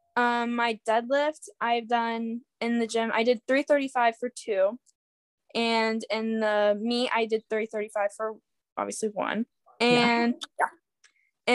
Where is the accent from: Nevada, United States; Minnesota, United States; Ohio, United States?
Ohio, United States; Urbana; I'm from Urbana, Ohio. It's a small town